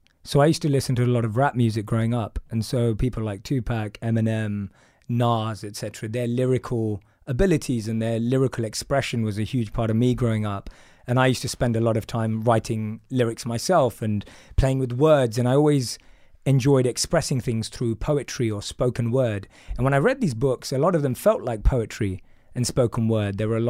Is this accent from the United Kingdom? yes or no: yes; London, United Kingdom; So I'm from London. I grew up in a place called Wood Green in North London. And my background's very much, my parents practice certain religious rituals, but not religious in the overall sense. I grew up eating meat.